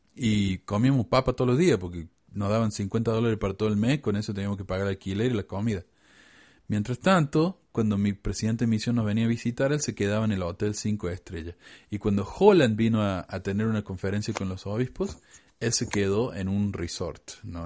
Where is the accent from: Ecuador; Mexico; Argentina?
Argentina; Córdoba; Córdoba, Argentina, de donde soy yo.